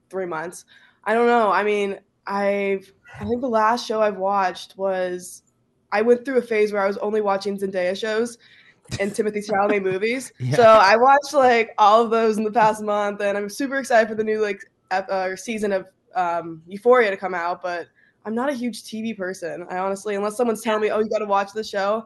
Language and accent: English; Omaha, Nebraska, United States; moved away as an adult; now in Lincoln, United States; I'm from Omaha originally, and I go to school now at UNL in Lincoln